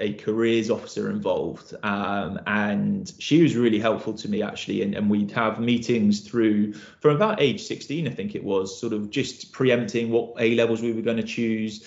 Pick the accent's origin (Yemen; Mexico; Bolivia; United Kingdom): United Kingdom; Shrewsbury, West Midlands; now in Godalming, United Kingdom; originally born and raised up in Shrewsbury